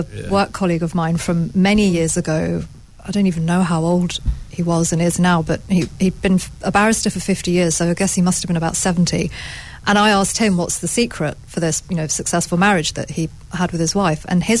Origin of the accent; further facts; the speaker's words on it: India; I'm an Indian.